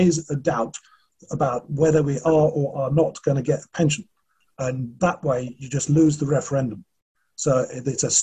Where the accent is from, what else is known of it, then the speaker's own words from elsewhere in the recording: Isle of Man; now in Scotland, United Kingdom; I'm from the Isle of Man